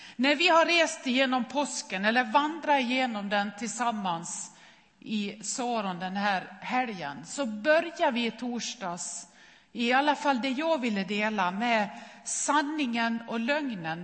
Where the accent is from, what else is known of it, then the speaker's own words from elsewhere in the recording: Nås, Dalarna County, Sweden; moved away; min mamma hemma i Nås i Västerdalarna